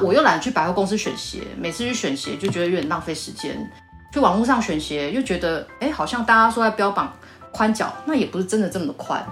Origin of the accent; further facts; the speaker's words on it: southern Taiwan, Taiwan; accent: southern; 工厂大部分在台南啊，啊，我就比较南部的口音，然后有时候讲个台语